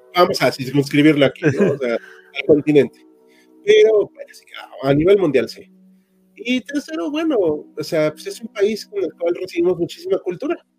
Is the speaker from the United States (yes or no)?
no; Mexico; todos somos mexicanos